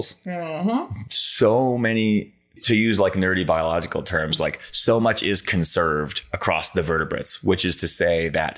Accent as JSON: {"language": "English", "town": "Boston", "region": "Massachusetts", "country": "United States", "tie": "born or raised there", "moved": "yes", "lives_now": "Montana, United States", "said": "I grew up in the Boston metro area in Massachusetts, Eastern Mass."}